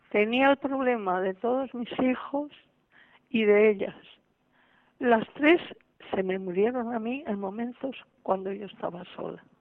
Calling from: Balearic Islands, Spain; Oiga, soy yo, de Mallorca.

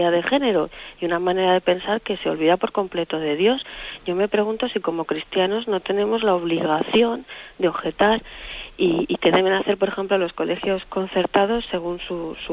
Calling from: Oviedo, Asturias, Spain; de Oviedo.

